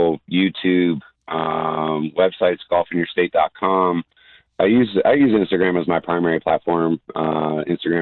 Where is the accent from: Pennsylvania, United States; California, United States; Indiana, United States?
California, United States; Los Angeles; moved away; also born or lived in New York / Jackson Hole; I'm originally from New York. I grew up in Los Angeles